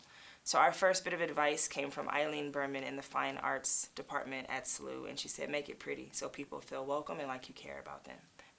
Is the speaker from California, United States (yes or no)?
yes; Los Angeles, California, United States; Well, one of the beautiful things about LA is it's super diverse because so many people, I think Hollywood epitomizes the American dream in a lot of ways.